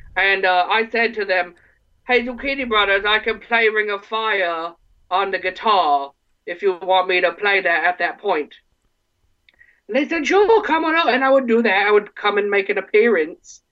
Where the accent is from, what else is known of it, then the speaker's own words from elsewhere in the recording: Ortonville, Michigan, United States; I'm originally from Ortonville, Michigan